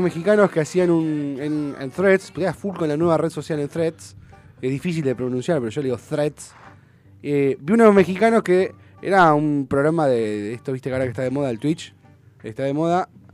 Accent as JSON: {"language": "Spanish", "country": "Argentina", "said": "me siento más argentino que nunca"}